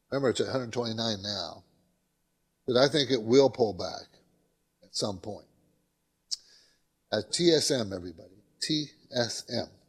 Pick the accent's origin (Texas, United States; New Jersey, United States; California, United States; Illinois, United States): California, United States; San Diego; You know, I grew up in San Diego. People don't know that, but my dad was in the Navy and stationed in San Diego.